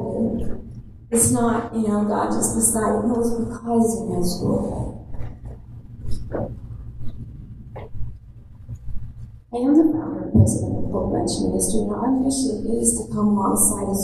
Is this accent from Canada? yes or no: yes; Canada; now in United States; I am a Canadian